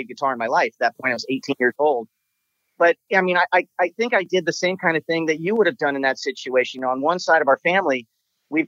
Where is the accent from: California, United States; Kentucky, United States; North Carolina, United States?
California, United States; Southern; everything that we grew up with in Southern California